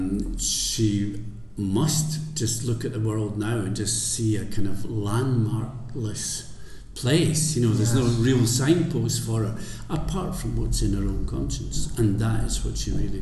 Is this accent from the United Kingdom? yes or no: yes; the Scottish Borders, Scotland, United Kingdom; also born or lived in Edinburgh; I was brought up in the Borders